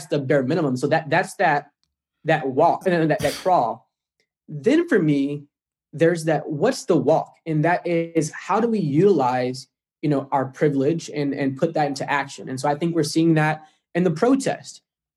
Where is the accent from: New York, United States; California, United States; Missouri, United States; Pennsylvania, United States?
Missouri, United States; St. Louis; I'm from St. Louis, minutes away from Ferguson